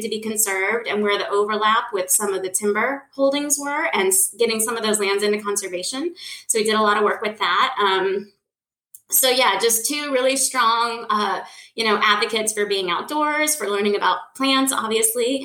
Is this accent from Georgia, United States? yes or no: no; Fernandina Beach, Florida, United States; I was raised here in Northeast Florida on Amelia Island, just a little itty bitty town